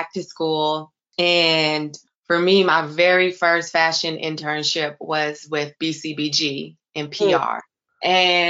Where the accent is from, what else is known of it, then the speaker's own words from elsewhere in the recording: Florida, United States; now in New York City, United States; I'm originally from Florida.